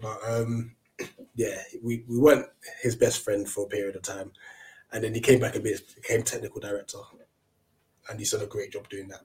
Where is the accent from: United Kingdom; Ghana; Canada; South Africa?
Ghana; as a Ghanaian myself